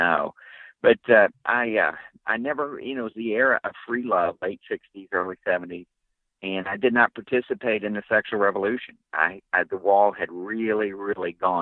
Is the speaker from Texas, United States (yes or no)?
no; West Virginia, United States; I grew up in West Virginia, in coal mining country.